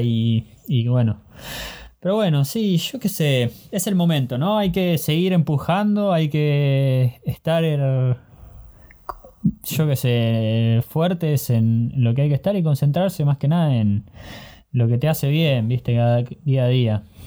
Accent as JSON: {"language": "Spanish", "country": "Argentina", "tie": "born or raised there", "moved": "as an adult", "lives_now": "Germany", "said": "Nací en Argentina, pero tuve la oportunidad de vivir en diferentes países."}